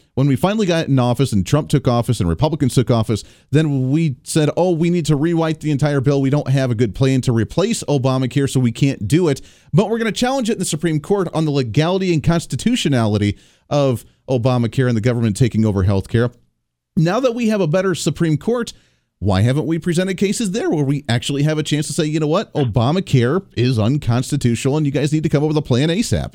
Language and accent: English; Kansas, United States; I come from Kansas